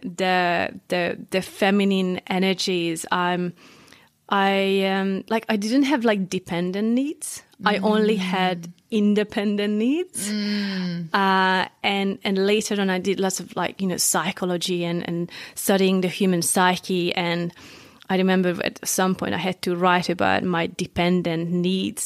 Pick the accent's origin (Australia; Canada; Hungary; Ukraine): Hungary; northeast Hungary; English is a second language; moved away as an adult; now in New Zealand; the place I grew up, it's like northeast Hungary